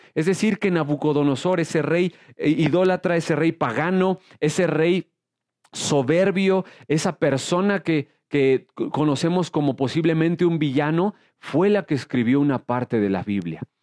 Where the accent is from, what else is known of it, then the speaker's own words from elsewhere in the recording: Mexico; soy mexicano